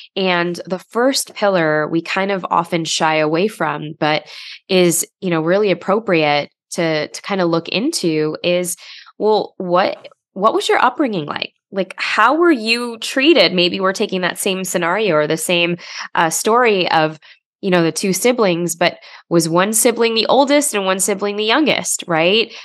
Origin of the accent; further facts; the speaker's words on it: Chicago, Illinois, United States; I grew up in Chicago, um, you know, to immigrant parents.